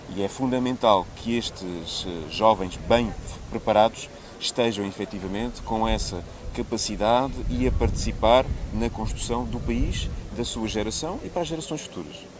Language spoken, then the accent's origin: Portuguese; Portugal